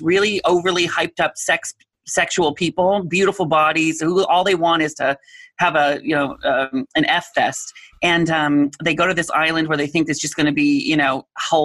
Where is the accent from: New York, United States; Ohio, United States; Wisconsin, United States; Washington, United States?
Washington, United States; now in Southern California, United States; I grew up in Washington State, so we know rain